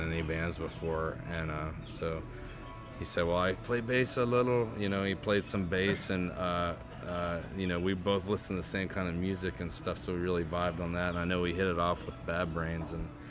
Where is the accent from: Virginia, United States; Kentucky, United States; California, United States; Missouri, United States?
Virginia, United States; Waynesboro; This is in Waynesboro, Virginia, so that's where I grew up. Yeah, so I grew up in Waynesboro, Virginia